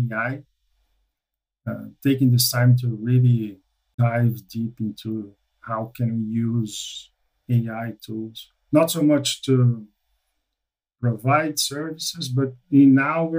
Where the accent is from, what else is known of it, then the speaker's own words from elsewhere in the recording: Florianópolis, Santa Catarina, Brazil; moved away as an adult; now in United States; So I'm originally from Brazil, a city called Florianópolis, the southern part. Moved to the United States in 2015